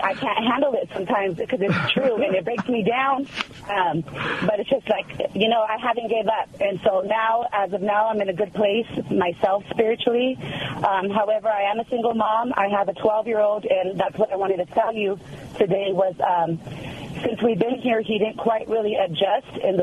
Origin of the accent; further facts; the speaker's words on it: California, United States; moved away as an adult; now in Hondo, United States; I'm from California originally, and we moved out here 3 years ago